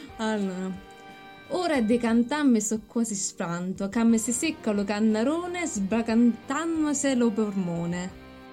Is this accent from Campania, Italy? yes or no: yes; Torre le Nocelle, Campania, Italy; io vengo da Villino, cioè, in realtà vengo da un paesino vicino a Villino che è Torre le Nucelle